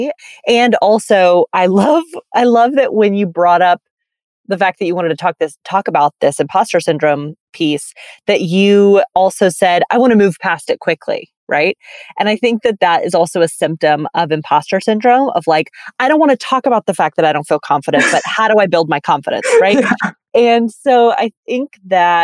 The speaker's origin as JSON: {"language": "English", "town": "Birmingham", "region": "Alabama", "country": "United States", "tie": "born or raised there", "also_born_or_lived": "San Francisco", "moved": "yes", "lives_now": "New York City, United States", "said": "I grew up in Birmingham, Alabama, right? So it was a very deep South context"}